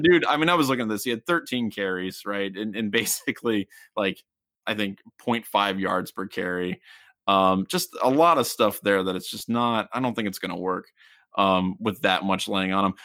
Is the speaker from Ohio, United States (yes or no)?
yes; Kettering, Ohio, United States; I was born in Kettering